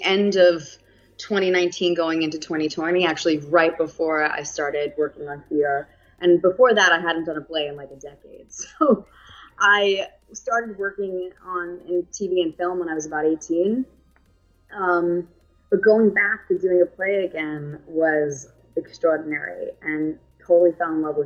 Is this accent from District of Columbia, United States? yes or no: no; New York City, New York, United States; accent: New York; also born or lived in Bronx, New York; I grew up on Staten Island.